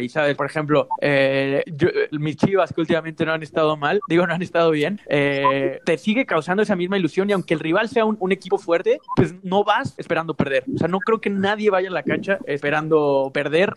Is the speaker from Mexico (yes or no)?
yes; Mexico; somos mexicanos